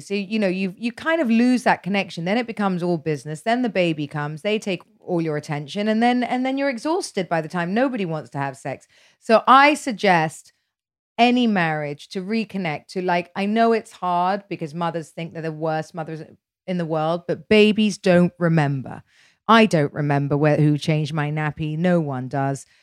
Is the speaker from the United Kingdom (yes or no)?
yes; United Kingdom; I'm British